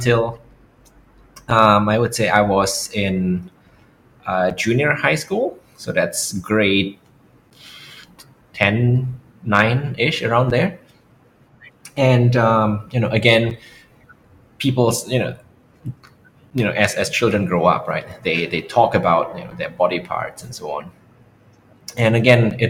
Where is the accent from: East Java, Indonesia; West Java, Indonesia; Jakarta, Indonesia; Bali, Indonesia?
Jakarta, Indonesia; also born or lived in Germany; I was born in Germany, right? And I stayed there until I was 5 before my parents moved back to Jakarta, to Indonesia